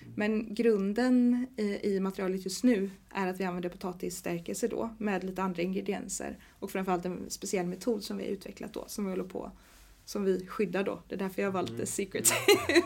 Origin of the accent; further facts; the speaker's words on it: Sweden; now in Gothenburg, Sweden; Jag är från en liten stad som heter Jo